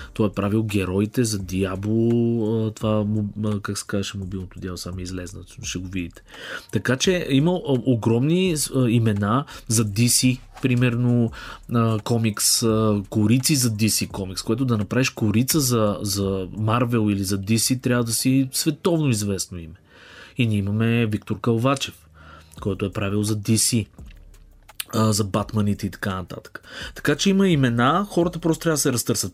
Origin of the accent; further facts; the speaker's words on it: Bulgaria; съм българин